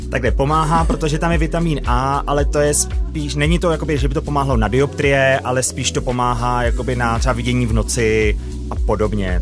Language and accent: Czech; Kladno, Central Bohemian Region, Czechia; byla to škola na Kladně a já jsem z Kladna, měl jsem to deset minut z baráku